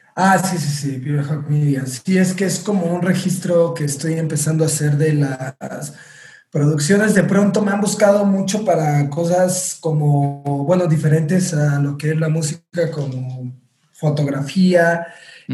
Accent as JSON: {"language": "Spanish", "town": "Orizaba", "region": "Veracruz", "country": "Mexico", "tie": "born or raised there", "said": "empecé en mi ciudad natal, Orizaba, Veracruz"}